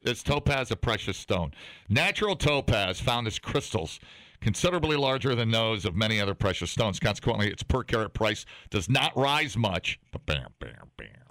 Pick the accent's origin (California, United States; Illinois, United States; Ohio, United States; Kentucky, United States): Ohio, United States; moved away; I grew up on it in Ohio